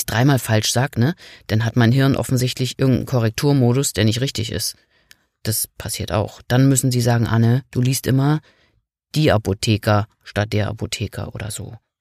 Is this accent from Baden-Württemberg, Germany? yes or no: no; Rügen, Mecklenburg-Vorpommern, Germany; Das ist ja auch ein bisschen meine Heimat da auf Rügen